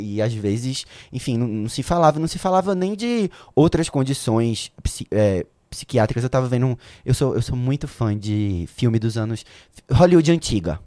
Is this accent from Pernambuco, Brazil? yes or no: yes; Recife, Pernambuco, Brazil; foi a primeira vez que eu saí de Recife